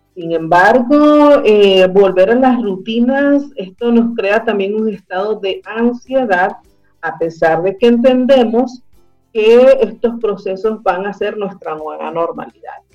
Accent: Venezuela; now in Chile; nosotros como comunidad venezolana que vive en Chile y que estamos integrándonos a la sociedad chilena

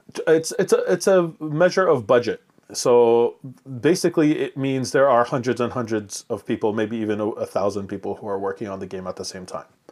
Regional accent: Montreal, Quebec, Canada; English is a second language; when I came to, uh, Montreal at five years old, not speaking a word of English or French

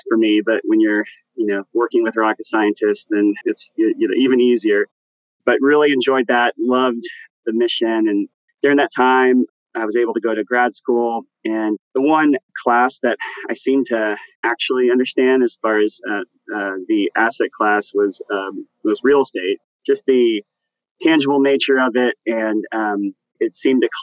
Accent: Plano, Texas, United States; I grew up in Plano, Texas

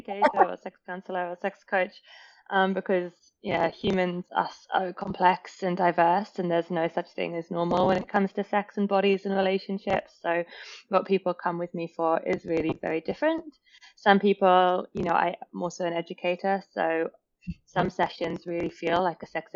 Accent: England, United Kingdom; now in Australia; being English

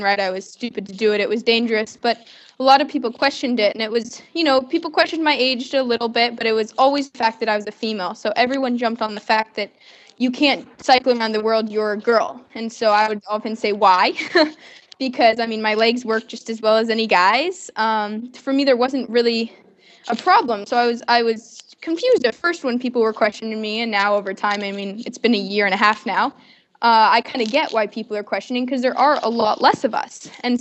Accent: Oregon, United States; moved away; also born or lived in Canada; I'm from Oregon. I was in Canada, but I've been raised in Oregon, so Oregon's home

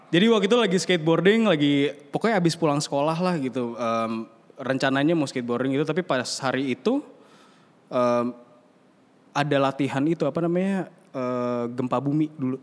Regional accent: South Tangerang, Banten, Indonesia; di rumah kita yang saking kecilnya itu di Bintaro

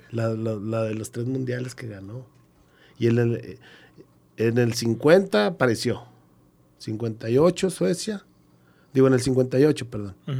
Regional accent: Gómez Palacio, Durango, Mexico; yo también soy de Gómez, que nos tocó jugar de aquí mismo de la región

